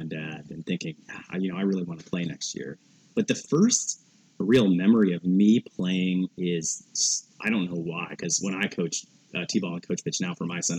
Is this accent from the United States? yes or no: yes; Portland, Oregon, United States; growing up in Portland